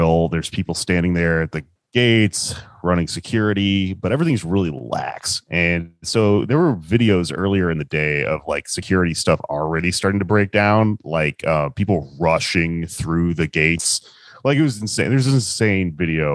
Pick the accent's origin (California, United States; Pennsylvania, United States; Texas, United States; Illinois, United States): Texas, United States; Houston; I'm from Houston